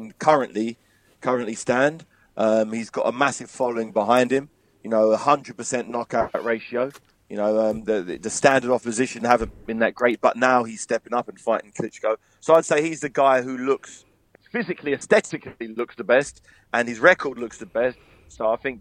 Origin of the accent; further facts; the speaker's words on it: England, United Kingdom; We're all from England